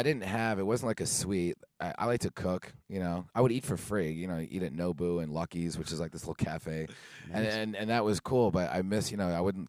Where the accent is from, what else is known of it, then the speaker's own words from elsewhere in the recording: Toms River, New Jersey, United States; also born or lived in Seaside Heights, New Jersey; now in Las Vegas, United States; I'm from Tom's River, New Jersey.